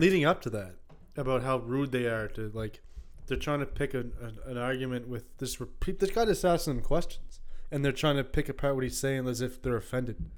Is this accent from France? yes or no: no; Canada; such a large part of growing up in Fairview